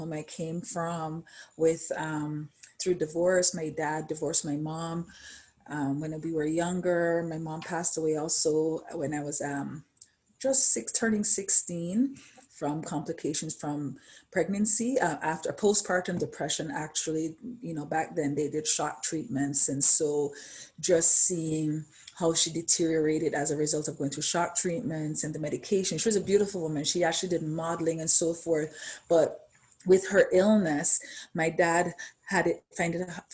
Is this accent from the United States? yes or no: no; Jamaica; born and raised in Jamaica